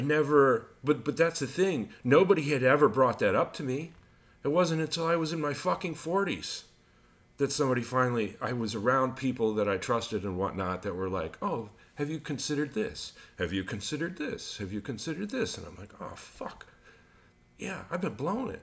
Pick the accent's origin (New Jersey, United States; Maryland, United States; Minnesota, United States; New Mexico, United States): New Mexico, United States; Albuquerque; I got into lots of fights as a kid, but I grew up in Albuquerque